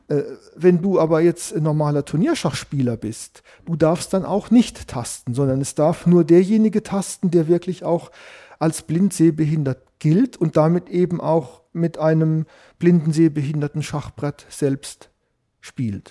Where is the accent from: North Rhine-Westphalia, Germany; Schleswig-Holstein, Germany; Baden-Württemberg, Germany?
Baden-Württemberg, Germany; Sandhausen; moved away as an adult; ich stamme ursprünglich aus der Gegend von Heidelberg, kennt vielleicht Sandhausen. Ich bin dort zur Schule gegangen, ich habe dort Abitur gemacht